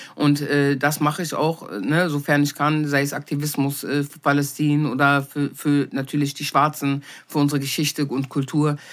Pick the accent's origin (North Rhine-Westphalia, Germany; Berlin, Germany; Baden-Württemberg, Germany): Berlin, Germany; ich bin nicht in Berlin geboren, bin aber mit wenigen Monaten hergekommen